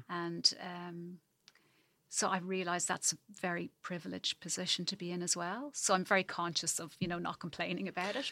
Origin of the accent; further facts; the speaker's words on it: Ireland; moved away as an adult; also born or lived in Zambia; now in New Zealand; the longer I'm away from Ireland, the more I miss it